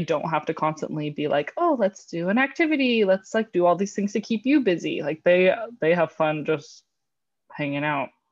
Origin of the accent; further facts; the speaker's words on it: California, United States; moved away; I'm from California, so my childhood was spent in, uh, in a real pool